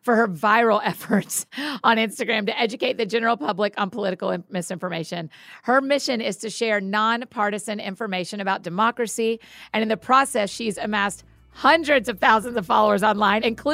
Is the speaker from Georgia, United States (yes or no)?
yes; Marietta, Georgia, United States; my hometown of Marietta, Georgia.